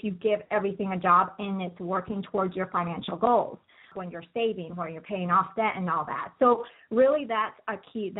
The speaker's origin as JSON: {"language": "English", "country": "Colombia", "moved": "yes", "said": "I'm actually from Colombia originally, so I speak Spanish as well"}